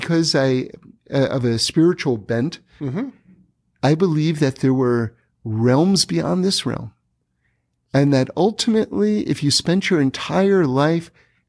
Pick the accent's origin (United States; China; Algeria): United States; New York City, New York; It started in New York. Okay. I grew up in New York City. Yeah. I went to Bronx High School of Science.